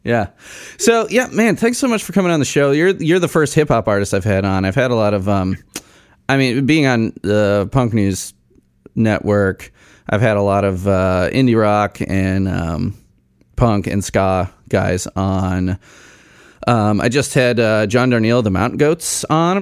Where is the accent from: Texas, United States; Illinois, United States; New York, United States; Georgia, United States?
Illinois, United States; Arlington Heights; I grew up in Arlington Heights and went to Buffalo Grove High School